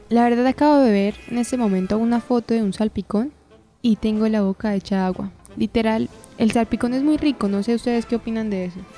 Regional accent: Colombia; acá en Colombia

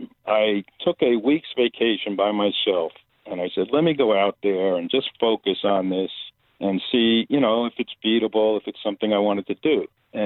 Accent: Bergen County, New Jersey, United States; I grew up in Bergen County, New Jersey, outside of New York City.

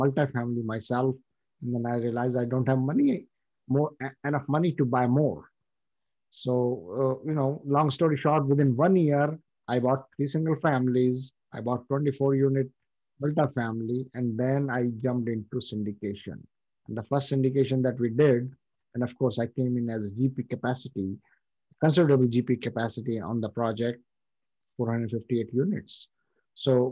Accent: India; moved away as an adult; now in United States; I come from India

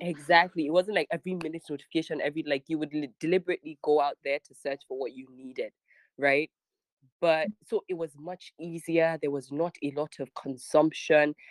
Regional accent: Abuja, Federal Capital Territory, Nigeria; also born or lived in Niger State / Kebbi / Sokoto; I was born in Niger State. Um, I grew up um, and still currently live in Abuja, but my father is from Kebbi

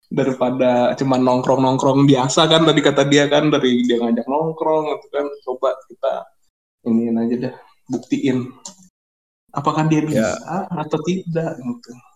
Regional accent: South Tangerang, Banten, Indonesia; asal saya dari Bintaro

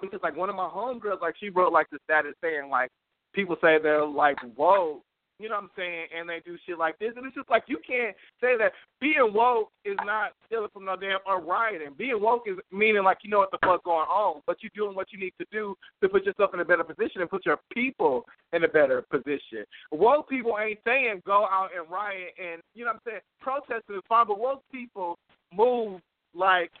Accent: Milwaukee, Wisconsin, United States; I'm from Milwaukee

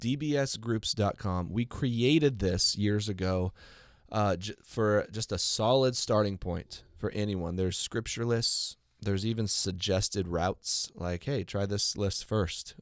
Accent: United States; as an American

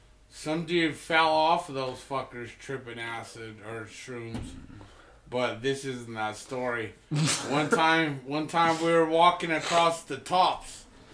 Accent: New Mexico, United States; And I've seen tweakers. I'm from New Mexico.

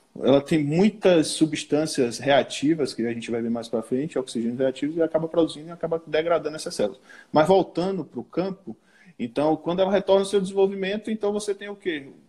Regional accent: Cruz das Almas, Bahia, Brazil; eu sou de Cruz das Almas, ali interiorzinho perto de Salvador, né? Mas a região que eu atuo, que eu trabalho, é aqui no oeste da Bahia

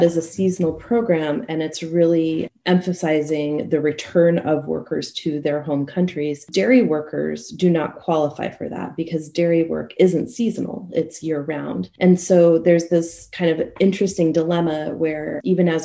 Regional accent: Colorado, United States; my home state of Colorado

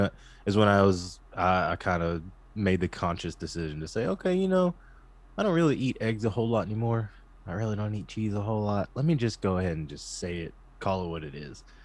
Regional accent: Texas, United States; growing up in Texas, you know, I was, like, raised on barbecue and Whataburger

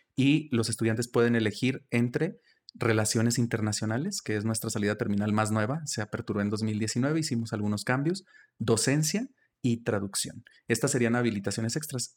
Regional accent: El Plateado de Joaquín Amaro, Zacatecas, Mexico; also born or lived in Villanueva, Zacatecas / United States; yo estudié en Villanueva, pero soy originario de, del Plateado de Joaquín Amaro, es un municipio muy pequeño

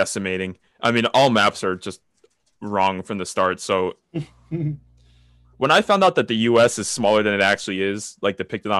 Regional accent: United States; I'm an American

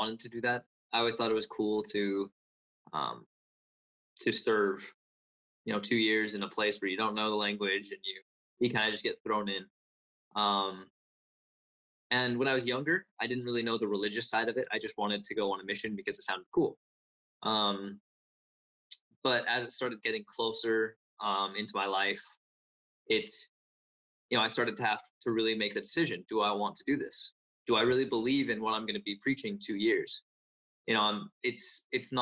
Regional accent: United States; I come from America

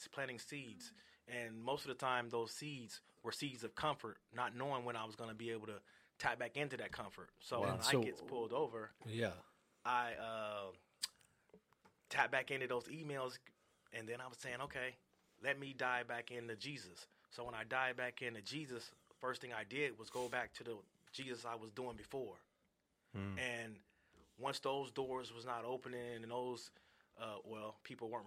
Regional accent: Seattle, Washington, United States; born or raised there; also born or lived in Gary, Indiana / Arizona

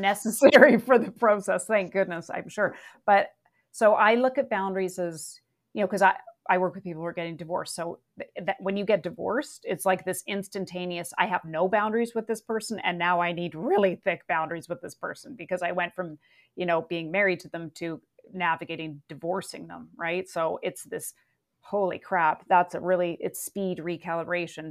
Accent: Vancouver, British Columbia, Canada; I did grow up in a rainforest

